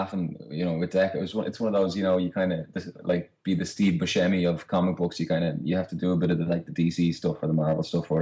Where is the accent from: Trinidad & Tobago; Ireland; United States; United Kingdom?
Ireland